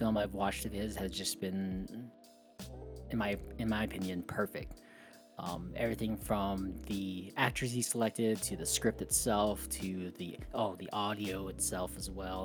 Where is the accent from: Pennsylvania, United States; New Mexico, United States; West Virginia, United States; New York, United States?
New Mexico, United States; Growing up in New Mexico, like there's desert all around